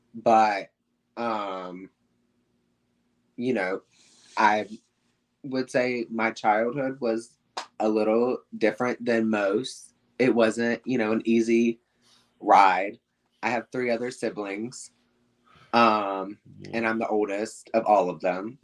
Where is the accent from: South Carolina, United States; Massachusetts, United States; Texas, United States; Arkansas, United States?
South Carolina, United States; moved away as an adult; also born or lived in Atlanta, Georgia; now in Hollywood, Florida, United States; I was born in Atlanta. Um, I lived there till I was about four to six, I want to say. Um, and then we moved to South Carolina, and that's where I basically like lived my childhood